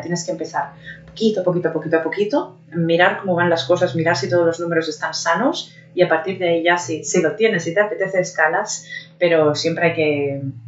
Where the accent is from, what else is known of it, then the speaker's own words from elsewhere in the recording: Barcelona, Catalonia, Spain; moved away as an adult; now in Germany; mi ciudad natal